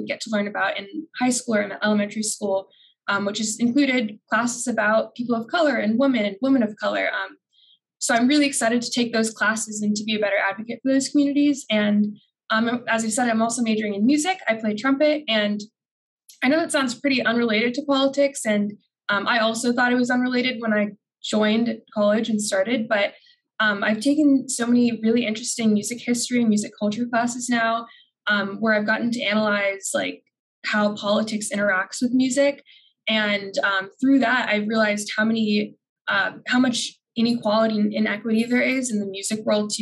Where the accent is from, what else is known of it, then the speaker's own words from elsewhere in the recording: Phoenix, Arizona, United States; moved away as an adult; now in Washington, D.C., United States; I'm from Phoenix, Arizona